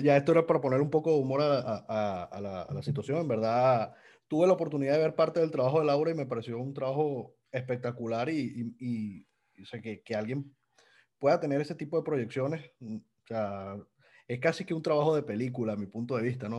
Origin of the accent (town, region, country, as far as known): Venezuela